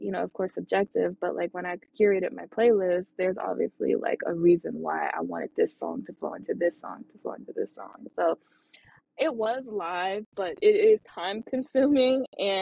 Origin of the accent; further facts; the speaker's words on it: Atlanta, Georgia, United States; also born or lived in Los Angeles; I lived in Atlanta. I was from Atlanta